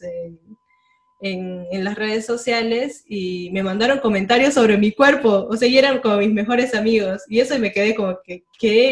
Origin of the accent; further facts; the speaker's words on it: Cusco, Peru; yo soy del Cusco